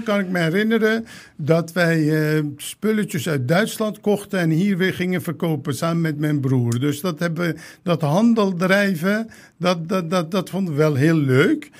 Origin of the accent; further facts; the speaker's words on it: 's-Hertogenbosch, North Brabant, Netherlands; Dutch is a second language; moved away as an adult; also born or lived in Turkey / The Hague; ik ben in Den Bosch opgegroeid